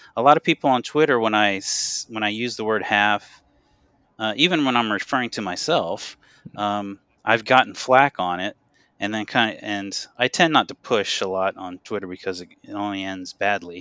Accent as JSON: {"language": "English", "region": "North Carolina", "country": "United States", "tie": "born or raised there", "also_born_or_lived": "Los Angeles, United States", "moved": "as an adult", "lives_now": "Japan", "said": "growing up in North Carolina"}